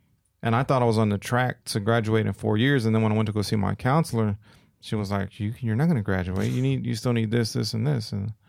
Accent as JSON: {"language": "English", "town": "Austin", "region": "Texas", "country": "United States", "tie": "born or raised there", "said": "growing up in Austin, it was like kind of frowned upon to speak Spanish, you know, when I was going to school."}